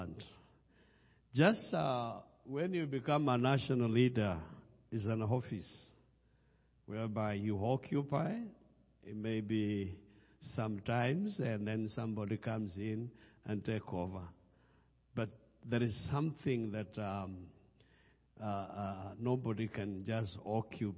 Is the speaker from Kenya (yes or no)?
yes; Kenya; English is a second language; I come from Kenya